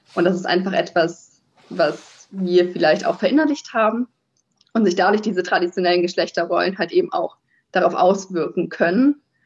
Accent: near Kiel, Schleswig-Holstein, Germany; moved away as an adult; also born or lived in Heide / Lüneburg; now in Italy; ich komme eigentlich aus der Nähe von Kiel, bin da aufgewachsen

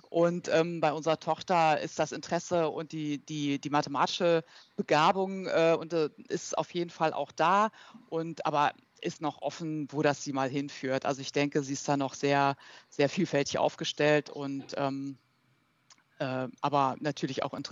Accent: Berlin, Germany; born there; ich bin äh, ursprünglich in Berlin geboren, ähm, habe dort auch äh, Luft- und Raumfahrt studiert, zunächst an der TU in Berlin und bin dann nach Aachen gegangen

